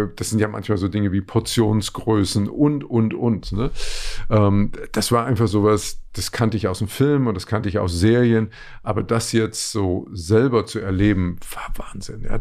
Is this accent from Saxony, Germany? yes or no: yes; Leipzig, Saxony, Germany; moved away; also born or lived in Frankfurt am Main; Also ich bin ja in Leipzig groß geworden, genau. wir haben Westfernsehen geschaut.